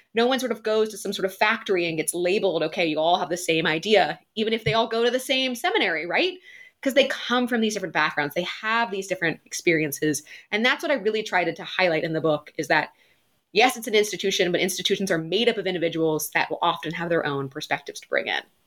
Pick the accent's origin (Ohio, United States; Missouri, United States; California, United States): Ohio, United States; moved away as an adult; also born or lived in Boston; now in London, United Kingdom; grew up in Ohio before moving to Boston